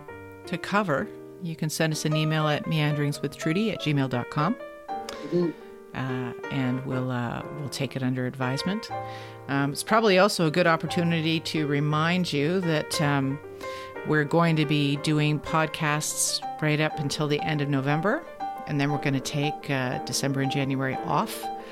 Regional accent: Canada; you're from Sri Lanka and I'm Canadian

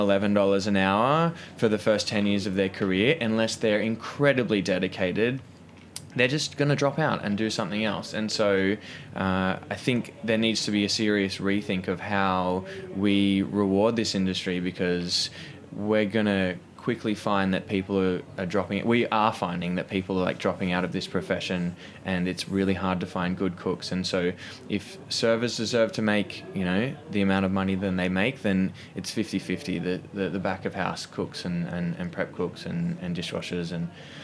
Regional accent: Australia; moved away as an adult; now in New York, United States; growing up in Australia

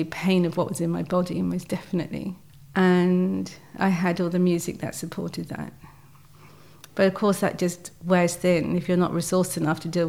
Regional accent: Brighton, South East England, United Kingdom; moved away as an adult; now in Devon, United Kingdom; I moved house from Brighton, which is my hometown, and I moved to the West Country

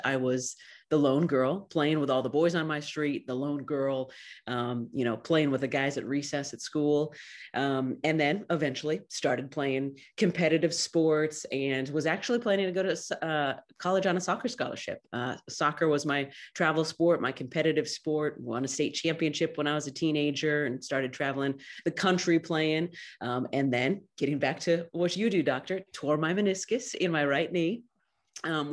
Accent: Clovis, California, United States; also born or lived in Fresno; I was born in Fresno and raised in nearby Clovis

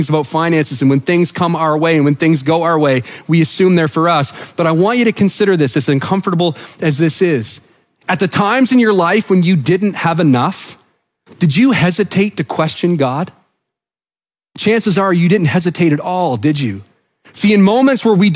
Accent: New Brunswick, Canada; I'm from New Brunswick

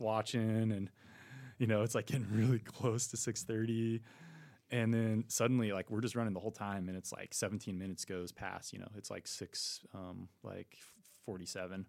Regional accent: Colorado, United States; I'm from Colorado

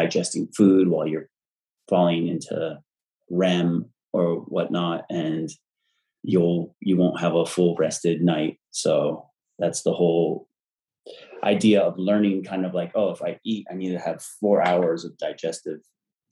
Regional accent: Santa Monica, California, United States; also born or lived in Malibu / Hollywood; Santa Monica, lived in Malibu, Hollywood.

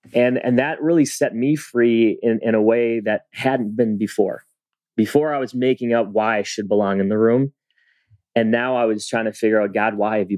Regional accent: Philippines; "Well, I'm Filipino. I got a Spanish name. I went to a white school and I connect with all different types of kids."

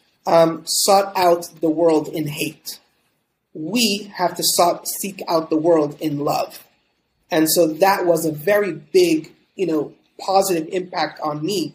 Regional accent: Montreal, Quebec, Canada; moved away as an adult; I'm originally from Montreal, Canada. I grew up, born and raised over there for the first 24 years of my life

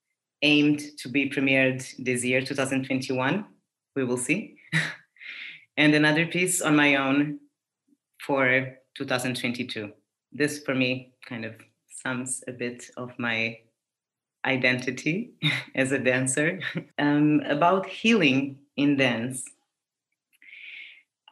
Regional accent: Portugal; I was born in Portugal

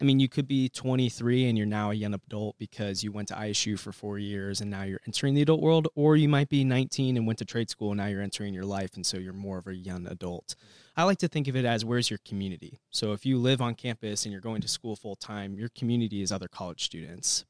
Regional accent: Bloomington, Illinois, United States; I grew up in Bloomington, Normal, moved here when I was six, so basically grew up here

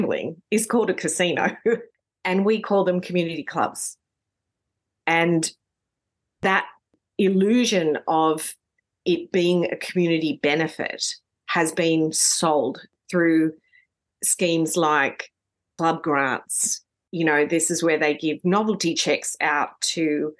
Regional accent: Sydney, New South Wales, Australia; I grew up in New South Wales, in Sydney

